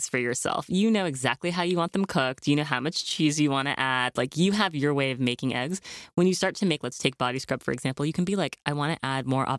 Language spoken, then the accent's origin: English; New York City, New York, United States; because I grew up here in New York City and I was a model for Ford Models.